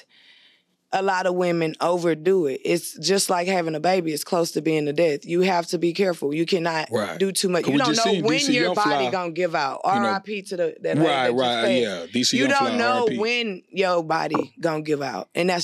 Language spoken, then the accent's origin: English; Houston, Texas, United States; moved away as an adult; also born or lived in Virginia; I'm from Houston